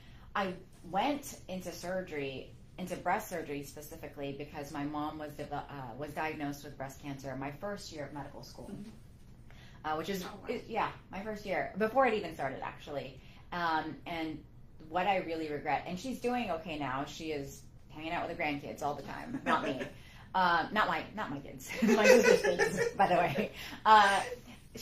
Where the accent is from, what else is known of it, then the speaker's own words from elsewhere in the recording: California, United States; Well, I grew up in California.